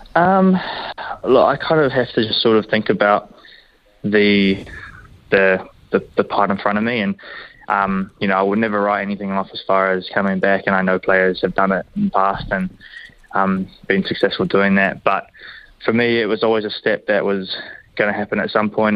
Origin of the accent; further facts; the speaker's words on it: Hamilton, Waikato, New Zealand; growing up, born here